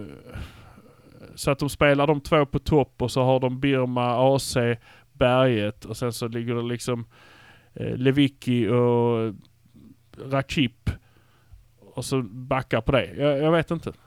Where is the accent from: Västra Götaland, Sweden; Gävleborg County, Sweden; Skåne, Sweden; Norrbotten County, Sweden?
Skåne, Sweden; Malmö; vi är från Malmö